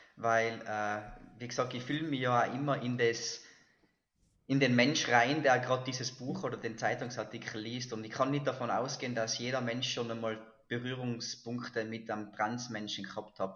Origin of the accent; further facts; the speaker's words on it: Silz, Tyrol, Austria; bin ich in Silz, in Silz geboren, das ist im Tiroler Oberland